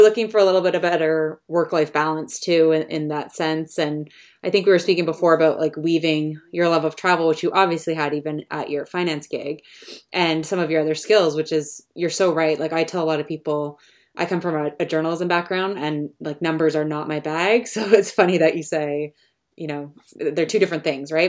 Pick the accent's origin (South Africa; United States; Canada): Canada; also born or lived in London; As a Canadian